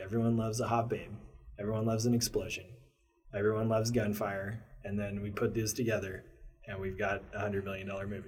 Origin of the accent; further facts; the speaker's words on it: Maryland, United States; now in Portland, United States; I grew up in Maryland uh, through some formative years